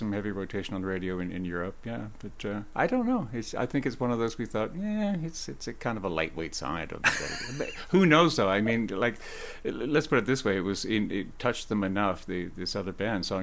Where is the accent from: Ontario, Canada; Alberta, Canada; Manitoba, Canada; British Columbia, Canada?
Ontario, Canada; Oakville; the town I grew up in Oakville